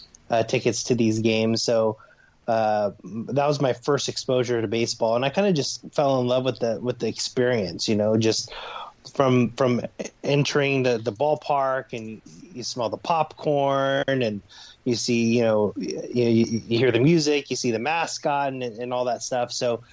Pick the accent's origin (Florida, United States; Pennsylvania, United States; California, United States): California, United States; Stockton; I grew up in Northern California in Stockton.